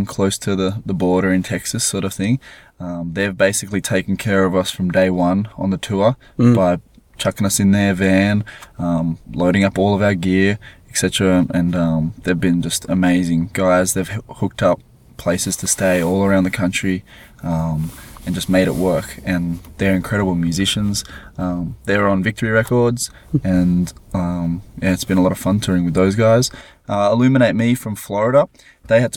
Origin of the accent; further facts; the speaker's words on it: Gold Coast, Queensland, Australia; We're from the Gold Coast, which is nearly the most eastern point. Byron Bay is below us and Brisbane is above us